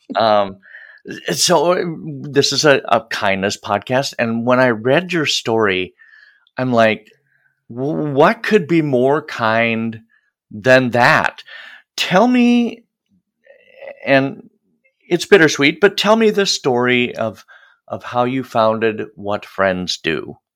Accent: Midwest, United States; as a Midwesterner

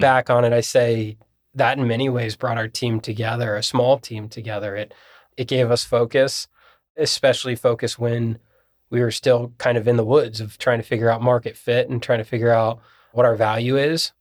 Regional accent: Columbus, Ohio, United States; also born or lived in Bowling Green; I'm from Columbus

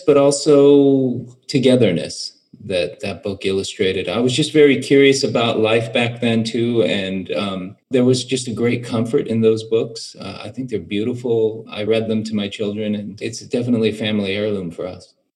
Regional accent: United States; growing up in America

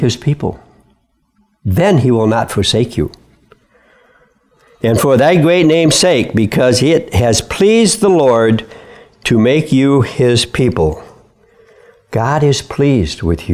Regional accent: Midwest, United States; I was born and raised in the Midwest

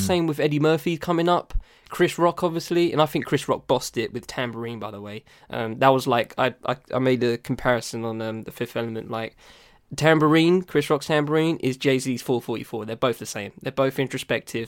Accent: United Kingdom; I'm British

